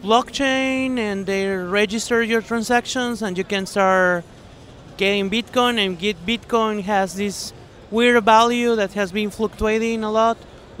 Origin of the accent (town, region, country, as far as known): Guatemala